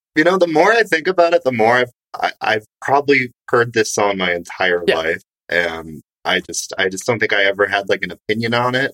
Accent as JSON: {"language": "English", "town": "Grand Rapids", "region": "Michigan", "country": "United States", "tie": "born or raised there", "moved": "yes", "lives_now": "Chicago, United States", "said": "mustard plug is from my hometown"}